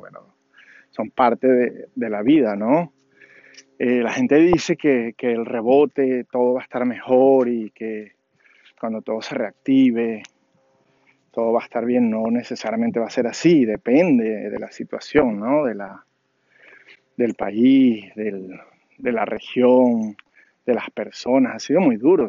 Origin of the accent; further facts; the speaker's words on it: Caracas, Capital District, Venezuela; moved away as an adult; now in Washington, D.C., United States; nací en Caracas, Venezuela, vivo en las afueras de de Washington, D.C., en Estados Unidos, de hace 15 años